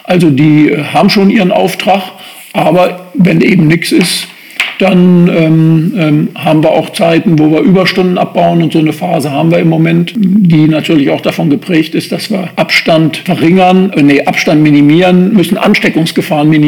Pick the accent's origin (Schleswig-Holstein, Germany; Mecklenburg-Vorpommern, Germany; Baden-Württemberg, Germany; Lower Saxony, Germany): Lower Saxony, Germany; Göttingen; bin 59 Jahre alt, gebürtiger Göttinger, Holtenser